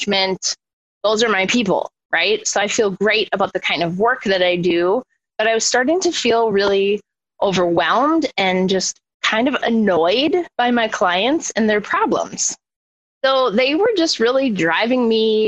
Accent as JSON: {"language": "English", "town": "Milwaukee", "region": "Wisconsin", "country": "United States", "tie": "born or raised there", "moved": "yes", "lives_now": "Minneapolis, United States", "said": "I grew up in Milwaukee, Wisconsin."}